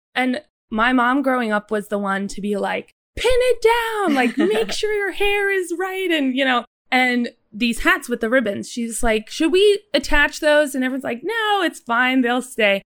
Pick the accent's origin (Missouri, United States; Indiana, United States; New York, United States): New York, United States; Westchester; I grew up in Westchester, New York